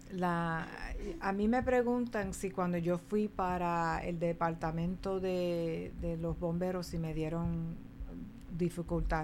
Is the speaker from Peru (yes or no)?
no; New York City, New York, United States; allá en Nueva York nosotros tenemos una mentalidad colonial. Aunque vivimos en Nueva York